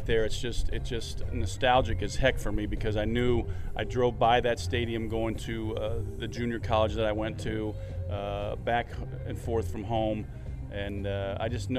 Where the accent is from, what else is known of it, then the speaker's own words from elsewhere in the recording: Fullerton, California, United States; I grew up 10 minutes down the road in Fullerton